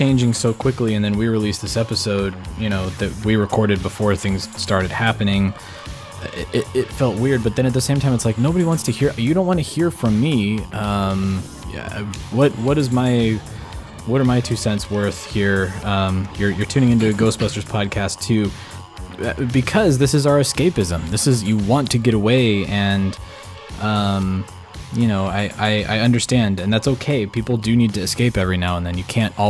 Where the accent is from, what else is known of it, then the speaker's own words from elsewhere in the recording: United States; as an American, it's been, after 4 years of apologizing for being an American